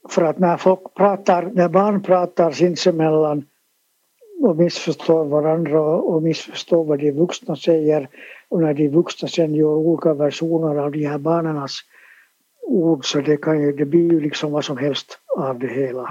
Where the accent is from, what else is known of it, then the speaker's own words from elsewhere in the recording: Helsinki, Uusimaa, Finland; also born or lived in Sipoo; Jag är född på Eira sjukhus i Helsingfors